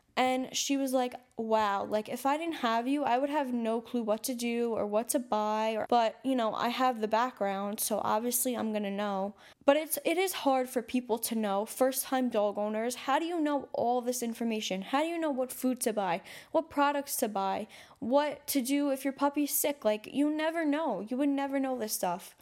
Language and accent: English; New York City, New York, United States; I'm from New York City, I'm from Staten Island